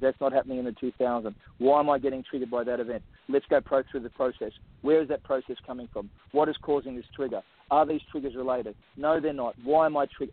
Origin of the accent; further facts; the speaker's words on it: Australia; I'm Australian Aboriginal